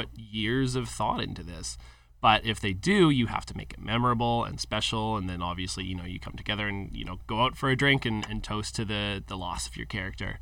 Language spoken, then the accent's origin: English; Calgary, Alberta, Canada; a local company from my hometown of Calgary